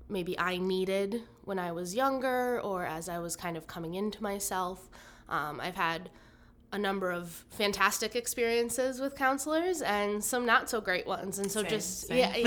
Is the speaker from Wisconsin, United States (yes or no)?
yes; Merrill, Wisconsin, United States; moved away as an adult; now in Oshkosh, United States; I was born in Oshkosh, but then when I was 6 or 7, moved up to Merrill, which is up north of Wausau. And went there through, or lived there through high school